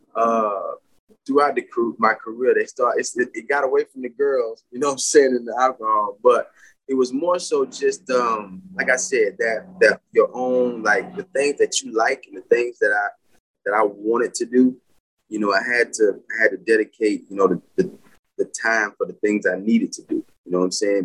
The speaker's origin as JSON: {"language": "English", "town": "Pensacola", "region": "Florida", "country": "United States", "tie": "born or raised there", "said": "Born and raised in Pensacola, Florida"}